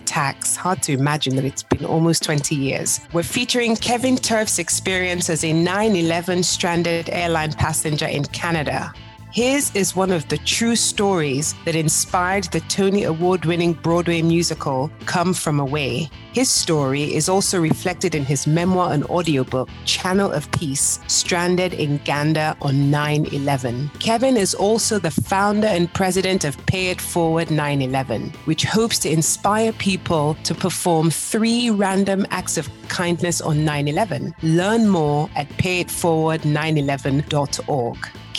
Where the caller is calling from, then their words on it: Lagos, Nigeria; I'm joining you from Lagos, Nigeria, while Carter is in Denver, Colorado.